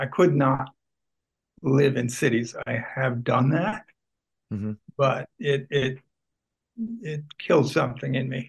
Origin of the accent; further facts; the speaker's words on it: Hudson Valley, upstate New York, United States; moved away as an adult; now in Charlottesville, United States; I grew up in the Hudson Valley, rural Hudson Valley, upstate New York. Countryside.